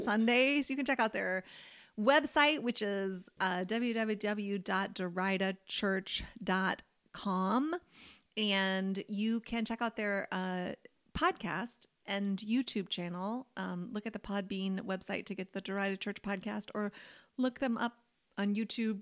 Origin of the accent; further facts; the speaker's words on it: Louisville, Kentucky, United States; moved away as an adult; now in North Carolina, United States; Louisville, where I'm from, it's just a Midwestern city